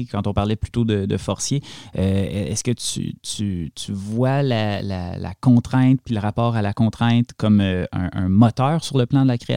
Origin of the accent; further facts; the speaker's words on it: Hafnarfjordur, Capital Region, Iceland; Moi, je viens ici, je suis de Hafnarfjord en Islande pour faire la course et là, j'attends Eria.